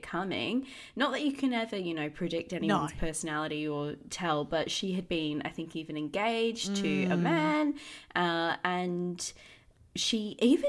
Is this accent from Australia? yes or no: yes; Perth, Western Australia, Australia; born or raised there